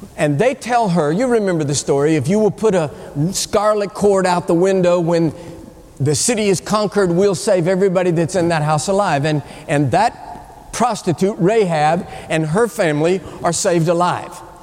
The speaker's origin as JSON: {"language": "English", "country": "United States", "said": "I'm, I'm an American."}